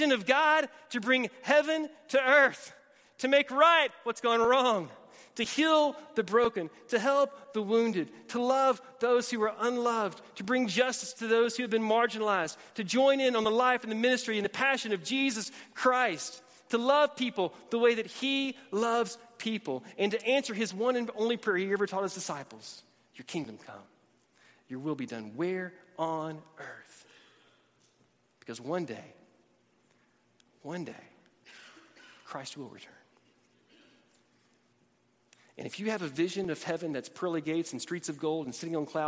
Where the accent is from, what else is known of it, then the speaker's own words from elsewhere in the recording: Alabama, United States; also born or lived in Georgia / Atlanta, Georgia / Tennessee; now in Texas, United States; Born in Georgia, raised in Alabama, lived in Atlanta, lived in Tennessee